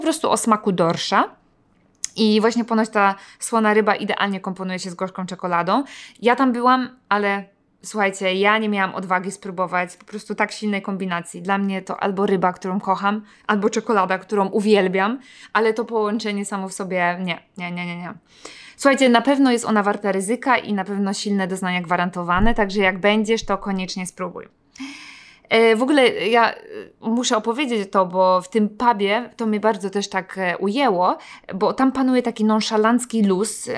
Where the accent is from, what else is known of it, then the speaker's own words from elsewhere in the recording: Poland; also born or lived in Gdańsk; jesteśmy właśnie z Polski